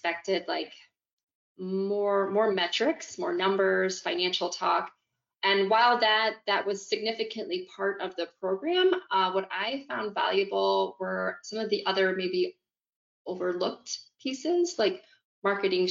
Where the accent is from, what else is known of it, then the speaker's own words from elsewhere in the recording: just outside St. Louis, Missouri, United States; I have a small practice in my hometown community, which is, you know, just outside St. Louis, Missouri.